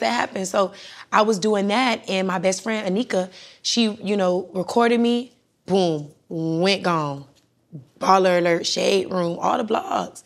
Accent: Miami, Florida, United States; moved away as an adult; also born or lived in Broward County, Florida / Jamaica (parents); now in Atlanta, United States; I was born in Broward and, and slid into Miami

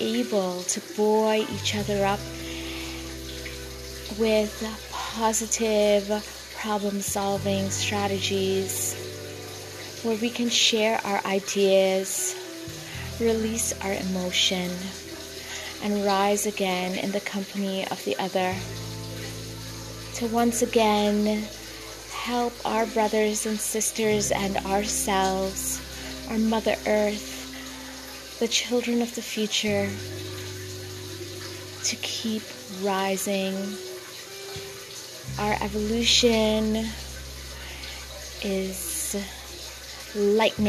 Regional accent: Trinidad & Tobago; now in Canada; my home country of Trinidad and Tobago

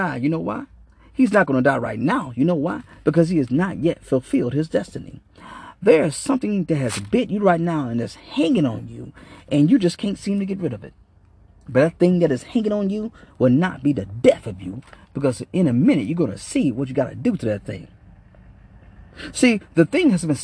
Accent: Arkansas, United States; now in Michigan, United States; I'm from Arkansas

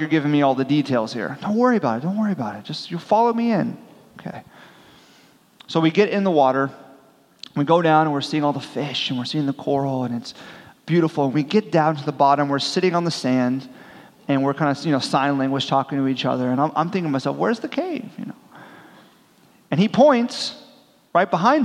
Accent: Miami, Florida, United States; I'm from South Florida, the Miami region, and so I grew up scuba diving

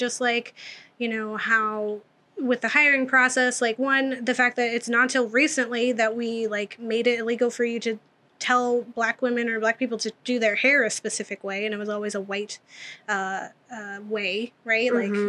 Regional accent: Massachusetts, United States; accent: Boston; moved away; I was born in Massachusetts. And so I have a lot of family from Boston. My mom has the accent every now and again. It's not as strong.

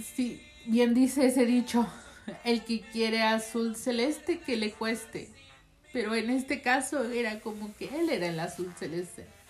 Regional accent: Mexico; moved away; also born or lived in United States; ya había llegado este con bien a México

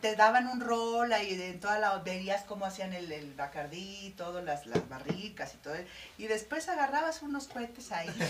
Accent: Morelos, Mexico; Orgullosamente morelense, eh, estoy en, mi, en mi tierra

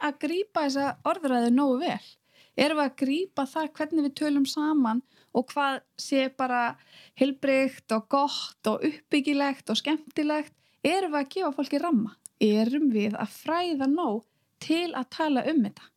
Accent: Iceland; moved away as an adult; ég er að koma frá Íslandi

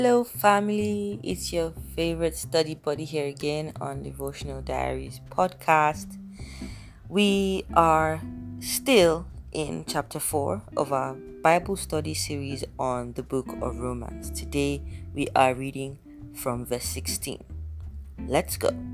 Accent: Nigeria; I am Nigerian

